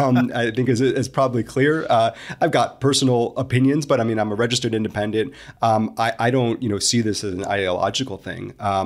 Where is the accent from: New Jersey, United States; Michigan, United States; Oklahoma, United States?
New Jersey, United States; I grew up in New Jersey, went to school at Syracuse in New York. I lived in New York City for many years